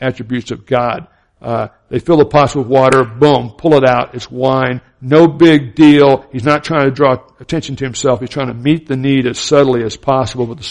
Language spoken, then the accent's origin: English; Florida and Alabama, the South, United States; I grew up in the Southern Baptist culture in Florida and Alabama